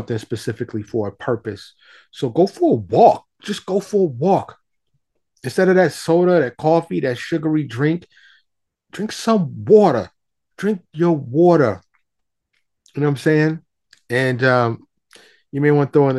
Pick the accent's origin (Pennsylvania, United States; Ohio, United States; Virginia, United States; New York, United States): New York, United States; I grew up in New York